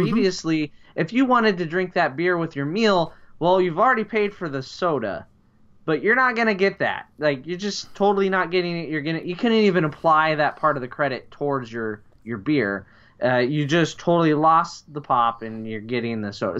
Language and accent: English; Midwest, United States; as we call it here in the Midwest